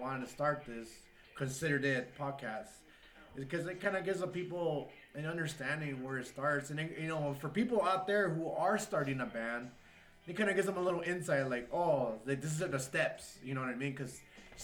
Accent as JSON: {"language": "English", "area": "San Fernando Valley", "region": "California", "country": "United States", "tie": "born or raised there", "said": "I grew up in the Valley, so there's a lot of ska scene and punk out here too."}